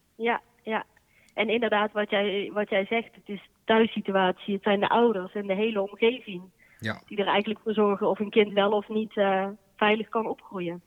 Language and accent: Dutch; Boxtel, North Brabant, Netherlands; moved away as an adult; also born or lived in Amsterdam; now in 's-Hertogenbosch, Netherlands; Ik kom uit Bokstel en daar heb ik vroeger bij, lang bij de harmonie gezeten